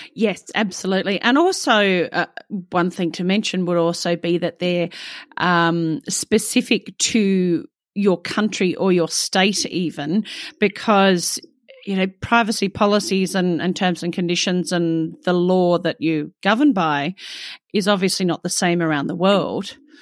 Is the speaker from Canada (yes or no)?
no; Australia; an Australian myself